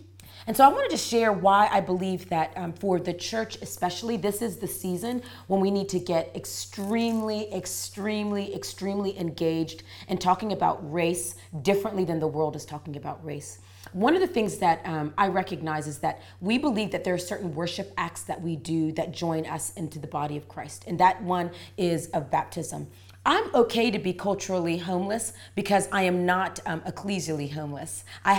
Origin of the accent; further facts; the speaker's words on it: Raleigh, North Carolina, United States; I'm from Raleigh, North Carolina.